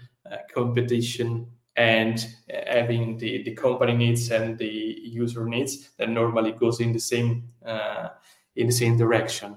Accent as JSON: {"language": "English", "country": "Italy", "accent": "Italian", "second_language": "English", "said": "my Italian accent"}